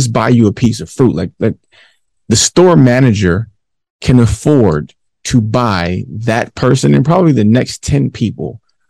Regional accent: Detroit, Michigan, United States; I'm from 7 miles

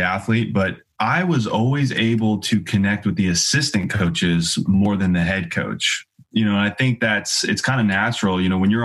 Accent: San Joaquin Valley, California, United States; I grew up in San Joaquin Valley

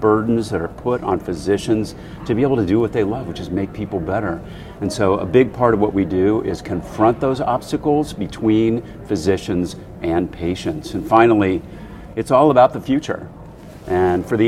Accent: Ohio, United States; moved away as an adult; now in Chicago, United States; I grew up in Ohio

